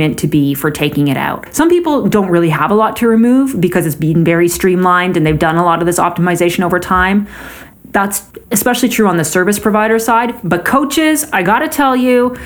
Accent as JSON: {"language": "English", "country": "Canada", "said": "As a Canadian"}